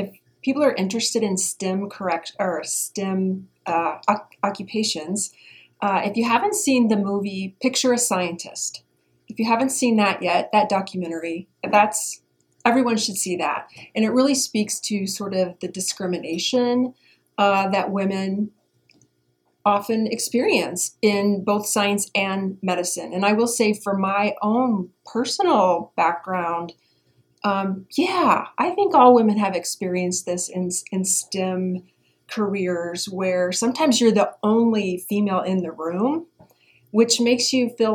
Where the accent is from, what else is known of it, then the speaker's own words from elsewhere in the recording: Indiana, United States; So I'm from Indiana. I'm from the Midwest, and I grew up playing all kinds of sports